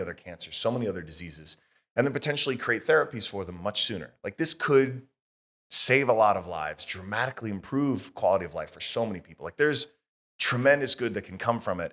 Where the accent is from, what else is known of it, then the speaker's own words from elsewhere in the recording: United States; as an American